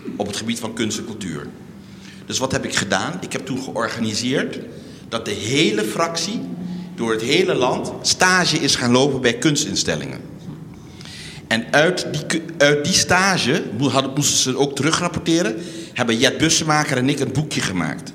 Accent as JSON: {"language": "Dutch", "country": "Curaçao", "tie": "born or raised there", "moved": "as an adult", "lives_now": "Amsterdam, Netherlands", "said": "ik ben geboren op Curaçao"}